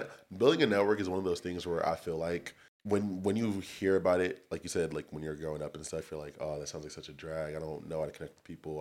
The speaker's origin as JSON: {"language": "English", "town": "Torrance", "region": "California", "country": "United States", "tie": "born or raised there", "also_born_or_lived": "Long Beach, California / Santa Barbara, California / Irvine, California", "said": "I'm from Torrance, California, born and raised."}